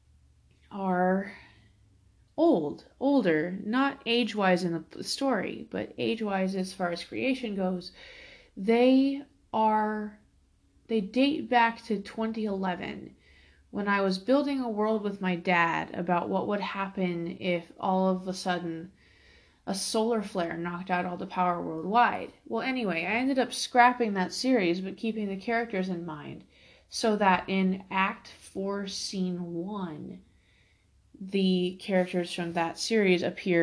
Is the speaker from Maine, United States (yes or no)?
no; Fort Worth, Texas, United States; now in Alaska, United States; I am originally from Fort Worth, Texas, but I live in Alaska now.